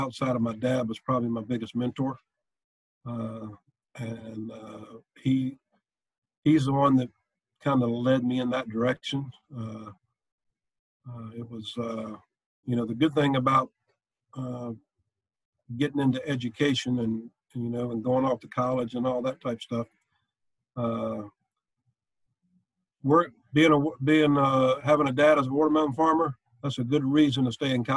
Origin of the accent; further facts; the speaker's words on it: Chiefland, Florida, United States; growing up in Chiefland, everything you did was in Gainesville.